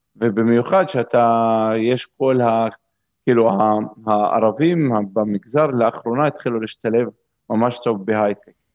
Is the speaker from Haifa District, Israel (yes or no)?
yes; Umm al-Fahm, Haifa District, Israel; moved away as an adult; also born or lived in Zurich, Switzerland; החלטתי שאני חוזר לגור באום אל-פחם, זה המקום שבו גדלתי